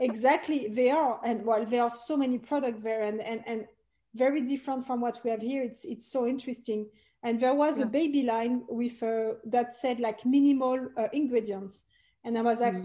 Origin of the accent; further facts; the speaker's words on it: Paris, Île-de-France, France; English is a second language; moved away; as you can hear, I'm originally French. I was born and raised in Paris